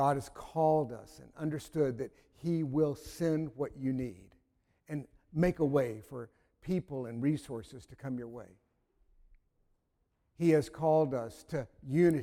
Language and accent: English; North Carolina, United States; I'm from North Carolina